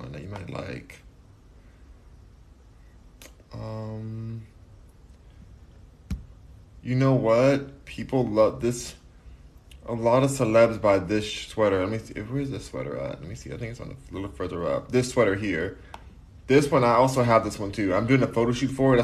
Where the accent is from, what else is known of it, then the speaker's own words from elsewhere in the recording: United States; I'm American.